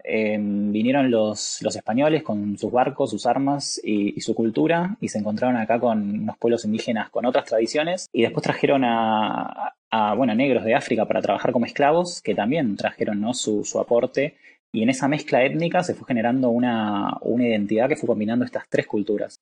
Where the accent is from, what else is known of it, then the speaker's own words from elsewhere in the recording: Argentina; soy abogado de Argentina